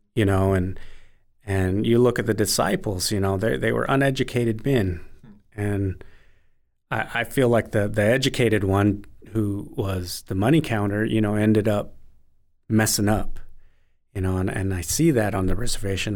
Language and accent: English; United States; moved away as an adult; also born or lived in Italy; I'm American Indian living in Italy